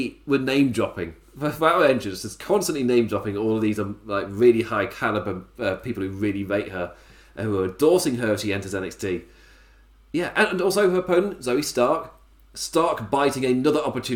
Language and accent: English; England, United Kingdom; As an Englishman